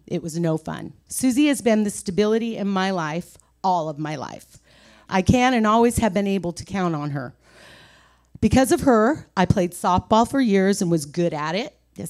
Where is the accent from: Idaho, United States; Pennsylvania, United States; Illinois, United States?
Idaho, United States; Pocatello; born there; also born or lived in California; I was born in Pocatello, Idaho. My parents were divorced when I was 3 years old. My dad moved to California and my mom stayed in Idaho. I have lived in both states all of my life.